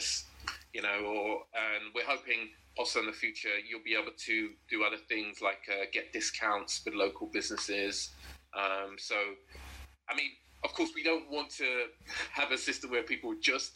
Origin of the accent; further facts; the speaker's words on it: London, United Kingdom; I'm from South London, born and raised